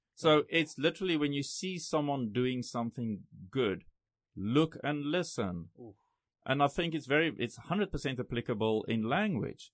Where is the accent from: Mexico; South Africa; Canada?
South Africa; first language Afrikaans; English is a second language; moved away as an adult; also born or lived in Thailand; now in Taiwan; So I grew I grew up big time Afrikaans. Went to Afrikaans schools all my life. I actually failed English